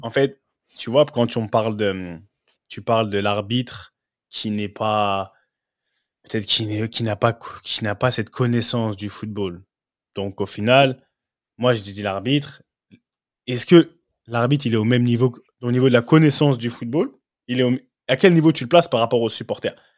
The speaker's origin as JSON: {"language": "French", "country": "France", "moved": "as an adult", "lives_now": "England", "said": "qui viens de la France"}